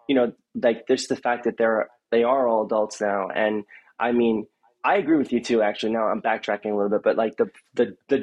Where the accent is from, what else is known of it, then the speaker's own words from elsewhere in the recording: Long Island, New York, United States; I'm from Long Island